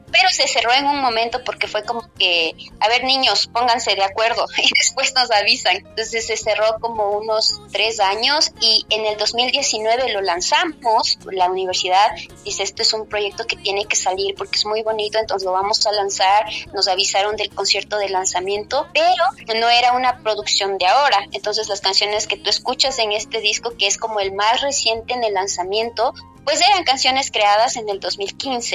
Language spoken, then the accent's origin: Spanish; Cotacachi, Imbabura, Ecuador; soy mujer quichua de Cotacachi, al norte del Ecuador